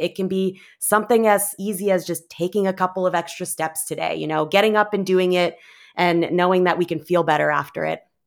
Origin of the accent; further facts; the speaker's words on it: Canada; moved away as an adult; now in Bay Area, United States; I was originally from Canada and moved to the U S